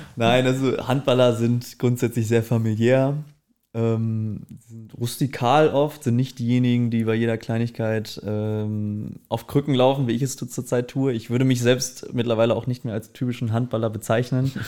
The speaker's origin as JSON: {"language": "German", "town": "Herford", "region": "North Rhine-Westphalia", "country": "Germany", "moved": "as an adult", "lives_now": "Cologne, Germany", "said": "ich komme aus Herford, ähm, bin mit 18 dann aber relativ zeitnah nach Köln gezogen"}